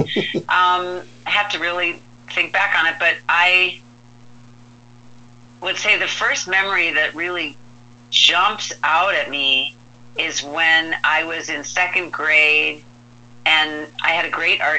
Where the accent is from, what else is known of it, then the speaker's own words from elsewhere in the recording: Midwest, United States; moved away; also born or lived in Rhode Island; I grew up in the Midwest